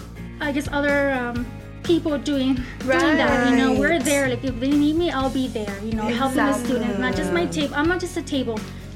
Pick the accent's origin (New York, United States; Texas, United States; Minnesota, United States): Texas, United States; El Paso; I'm born and raised in El Paso